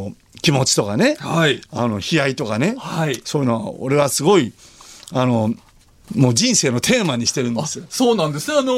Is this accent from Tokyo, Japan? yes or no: no; Wakayama, Japan; accent: Kansai; moved away; 僕、はい、和歌山県出身